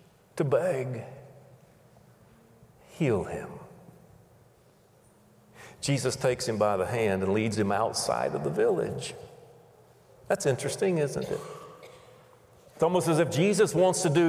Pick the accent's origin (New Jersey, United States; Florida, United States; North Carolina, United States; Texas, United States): Florida, United States; Pensacola; I grew up in Pensacola, Florida